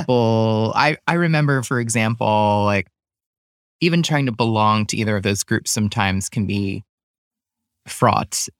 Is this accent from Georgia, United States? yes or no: no; New York suburbs, United States; moved away as an adult; also born or lived in Seattle / Brooklyn; now in Western Massachusetts, United States; I grew up in the New York burbs